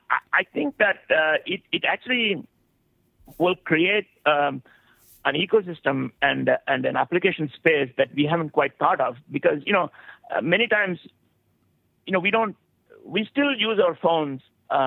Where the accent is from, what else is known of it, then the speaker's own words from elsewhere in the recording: India; you know, I came from India.